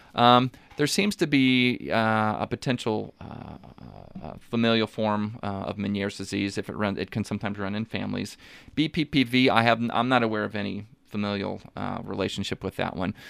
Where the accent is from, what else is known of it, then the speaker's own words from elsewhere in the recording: Washington, Missouri, United States; also born or lived in San Antonio / Fort Leonard Wood; I grew up, uh, uh, kind of in the local area. I'm from Washington, Missouri originally